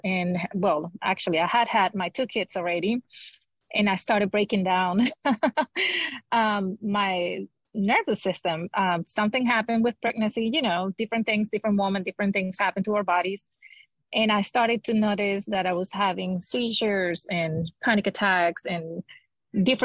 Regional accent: Venezuela; moved away as an adult; now in Houston, United States; I was born and raised in Venezuela, South America

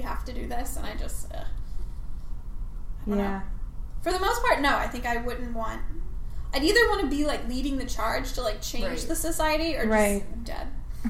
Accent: Cincinnati, Ohio, United States; moved away; I'm from Cincinnati, Ohio, originally.

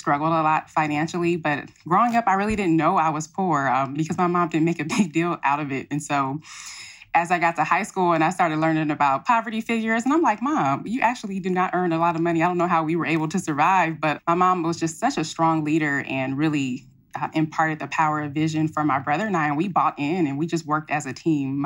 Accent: Pasadena, California, United States; now in Compton, United States; my mother decided to raise my brother and I in Pasadena, which is about 25 miles north of Compton

